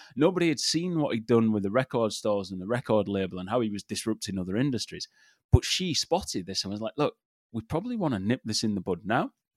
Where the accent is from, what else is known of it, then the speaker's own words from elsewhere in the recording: England, United Kingdom; I grew up in England